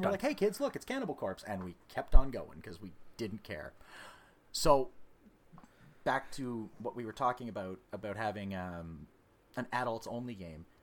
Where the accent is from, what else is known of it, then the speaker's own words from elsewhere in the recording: Ottawa, Ontario, Canada; well basically the same distance from where we're from Ottawa.